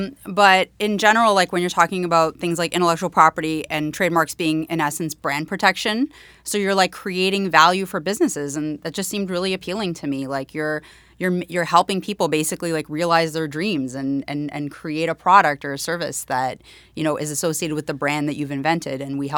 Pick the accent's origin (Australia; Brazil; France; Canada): Canada; accent: Canadian; now in New York City, United States; I had a very strong Canadian accent when I first moved, and I got a lot of, made fun of that for that, but that's okay.